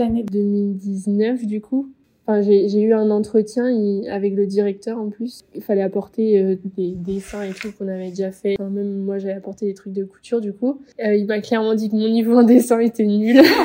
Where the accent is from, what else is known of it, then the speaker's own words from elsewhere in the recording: Ploërmel, Brittany, France; moved away as an adult; also born or lived in Nantes; De Pleurmel, euh, en Bretagne, dans le Morbihan